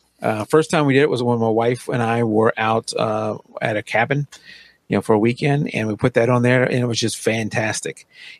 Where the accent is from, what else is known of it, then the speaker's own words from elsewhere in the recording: Louisiana, United States; I grew up in Louisiana. I could drink Tabasco